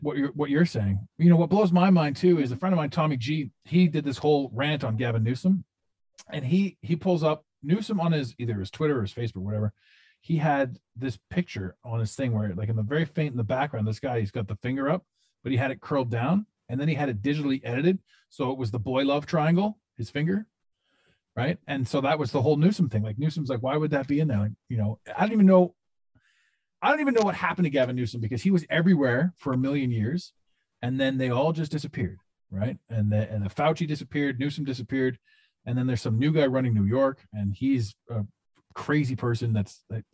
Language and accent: English; Ottawa, Ontario, Canada; because my hometown is Ottawa, that's where I came from